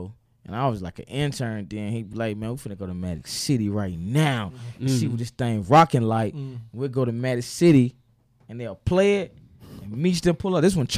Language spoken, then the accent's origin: English; Atlanta, Georgia, United States; I'm from Atlanta.